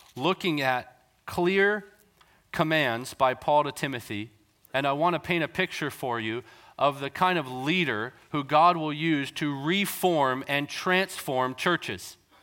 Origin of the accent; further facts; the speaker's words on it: North Vancouver, British Columbia, Canada; I grew up in Canada, so we were in North Vancouver at the time